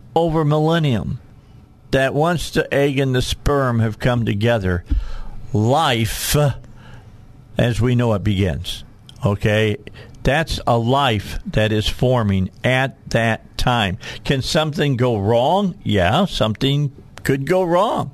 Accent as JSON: {"language": "English", "town": "Gary", "region": "Indiana", "country": "United States", "tie": "born or raised there", "said": "what I grew up with outside of Gary, Indiana when I was a kid"}